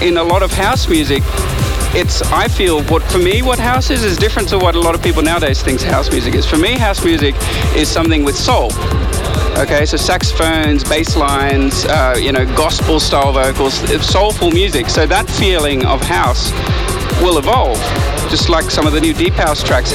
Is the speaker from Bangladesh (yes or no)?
no; Australia; I love playing in Australia so much. It's my hometown